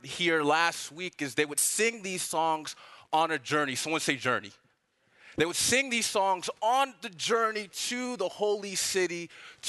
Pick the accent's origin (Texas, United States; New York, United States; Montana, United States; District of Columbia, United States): District of Columbia, United States; Washington; moved away as an adult; also born or lived in Nigeria (ancestry); now in Atlanta, United States; I'm not from Atlanta, I'm from DC